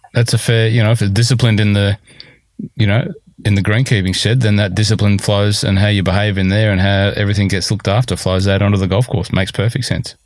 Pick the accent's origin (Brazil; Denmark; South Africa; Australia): Australia; New South Wales; now in Melbourne, Australia; I grew up in New South Wales, but I live in Melbourne.